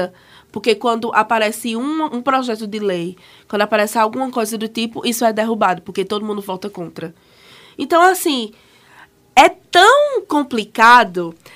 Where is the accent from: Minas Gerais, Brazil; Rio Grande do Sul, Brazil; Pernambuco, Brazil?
Pernambuco, Brazil; Caruaru; sou de Caruaru